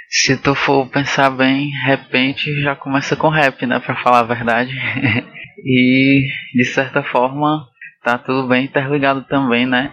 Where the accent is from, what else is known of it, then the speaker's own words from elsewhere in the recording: Fortaleza, Ceará, Brazil; eu sou de Fortaleza